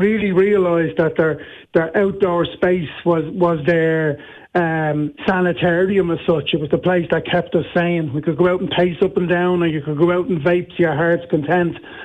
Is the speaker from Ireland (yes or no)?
yes; Dublin, Leinster, Ireland; I'm from Dublin.